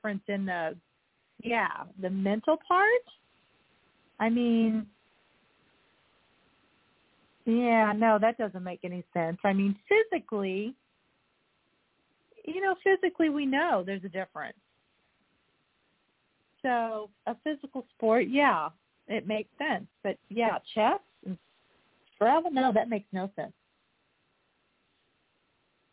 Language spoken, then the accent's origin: English; Bismarck, Missouri, United States; now in Cape Girardeau, United States; I was in my hometown, which is very small, last week. And we were the Bismarck Indians